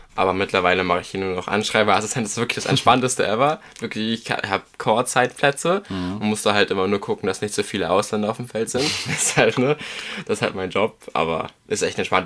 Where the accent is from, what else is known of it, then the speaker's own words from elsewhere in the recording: Germany; als Deutscher